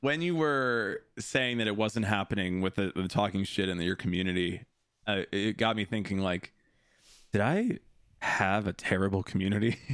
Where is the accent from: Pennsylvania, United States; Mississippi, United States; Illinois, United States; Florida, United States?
Illinois, United States; Des Plaines; also born or lived in Chicago; I grew up in Des Plaines